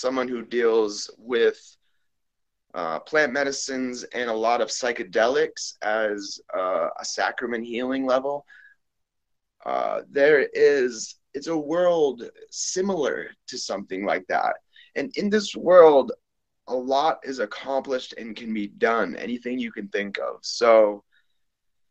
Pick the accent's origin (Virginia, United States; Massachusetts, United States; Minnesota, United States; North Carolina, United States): Massachusetts, United States; Boston; also born or lived in Peru; now in Las Vegas, United States; I was born and raised in Boston, Massachusetts. I currently live in Las Vegas, Nevada